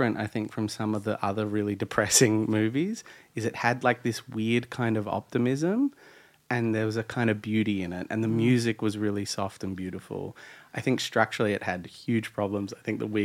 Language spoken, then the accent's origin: English; Australia; we're Australian